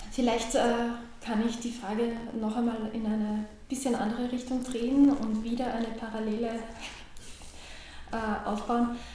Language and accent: German; Ramsau am Dachstein, Styria, Austria; in äh, meiner Jugend in Ramsau am Dachstein war für mich der Jugendkreis äh, sehr wichtig.